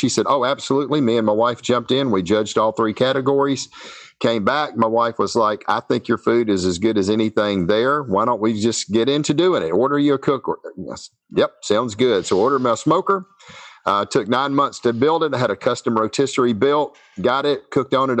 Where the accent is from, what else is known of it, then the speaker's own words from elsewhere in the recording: Shreveport, Louisiana, United States; I'm from Shreveport, Louisiana. I've been down here pretty much all my entire life.